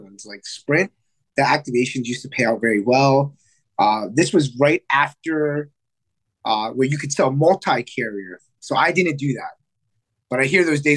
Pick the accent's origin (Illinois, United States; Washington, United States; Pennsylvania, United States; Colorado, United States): Pennsylvania, United States; Reading; From Reading, Pennsylvania. And that's not too far. It's maybe an hour northwest of Philadelphia